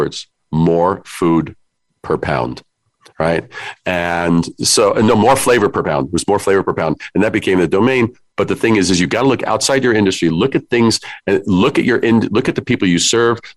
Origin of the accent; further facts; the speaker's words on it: New York City, New York, United States; I am from New York. I'm a Brooklyn kid